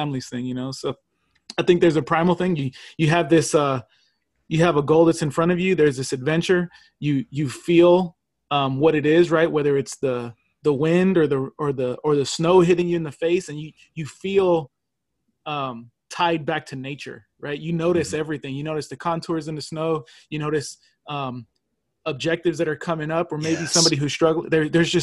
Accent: California, United States; I'm from California

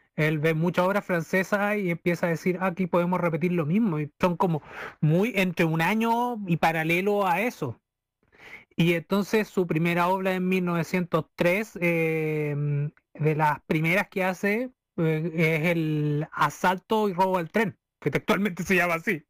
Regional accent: Talca, Maule, Chile; yo vengo acá del Maule, de la región del Maule, soy un talquino que quiere ser maucho

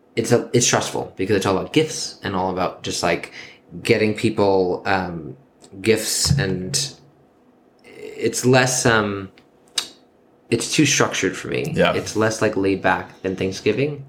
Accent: New York, United States; born and raised in New York.

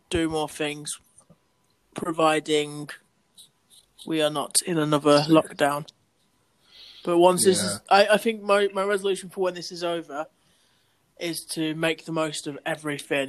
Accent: Bridlington, Yorkshire and the Humber, United Kingdom; moved away; festival thing in Brid at this pub. You know, it was good to meet up, like, all my school friends.

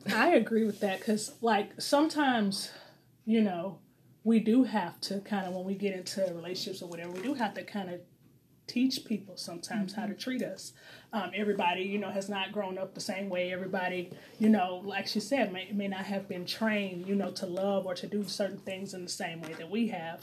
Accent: St. Louis, Missouri, United States; moved away; I am single from St. Louis, Missouri, originally

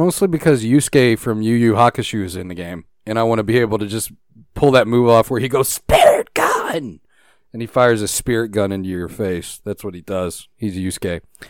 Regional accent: Canada; No, I'm Canadian.

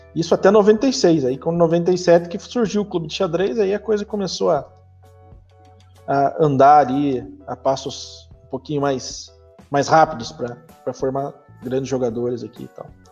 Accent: Piraí do Sul, Paraná, Brazil; also born or lived in Castro; Na verdade, eu nasci em Castro, que é uma cidade vizinha aqui, ah. mas eu moro em Piraí do Sul desde os meus 7, 8 anos. Então, eu sou piraense de coração

